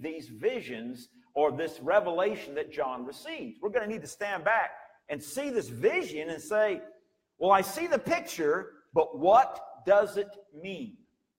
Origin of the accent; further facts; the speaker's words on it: United States; you and I as American citizens